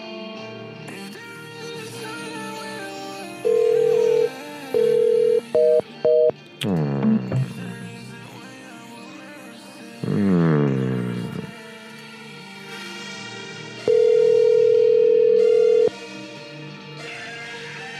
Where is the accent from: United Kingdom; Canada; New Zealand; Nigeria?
United Kingdom